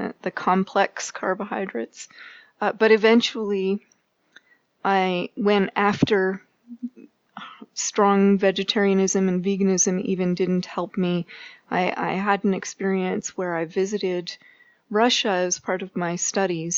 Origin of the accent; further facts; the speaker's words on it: Canada; moved away as an adult; now in Boulder, United States; As a Canadian